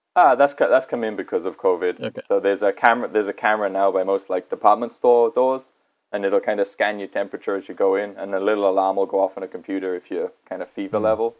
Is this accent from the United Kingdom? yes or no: yes; United Kingdom; now in Japan; I'm from the UK and back in my home country